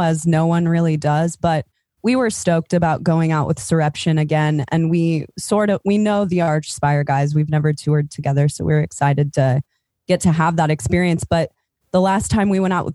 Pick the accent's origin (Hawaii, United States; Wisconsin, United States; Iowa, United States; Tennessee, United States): Iowa, United States; now in Santa Cruz, United States; I'm from Iowa